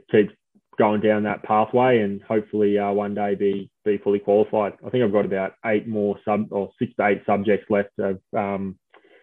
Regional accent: Smithton, Tasmania, Australia; moved away; when I was growing up in Smithton and playing footy

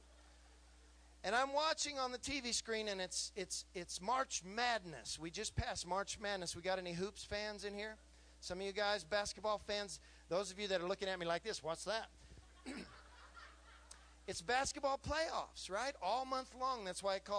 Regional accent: California, United States; now in Texas, United States; I'm just a little California boy

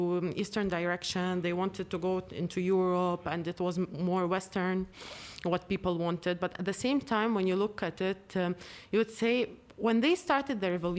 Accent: Lebanon; moved away; I speak Lebanese

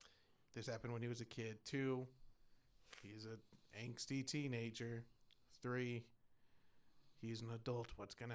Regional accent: Texas, United States; born or raised there

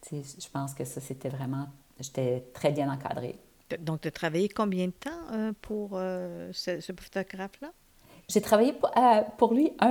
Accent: Quebec, Canada; moved away as an adult; ça fait plus de, 30 ans que je suis partie du Québec.

